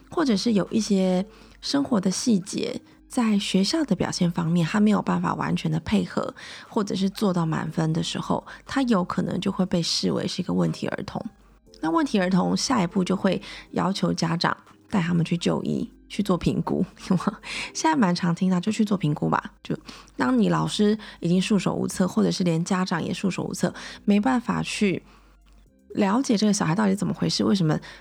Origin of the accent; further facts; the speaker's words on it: Taiwan; 我是土生土长地在台湾念书，我完全没有出国念书